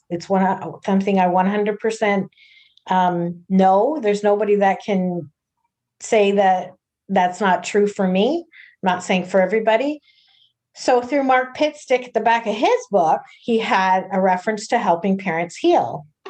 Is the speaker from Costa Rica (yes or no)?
no; Toronto, Ontario, Canada; I'm from the Toronto area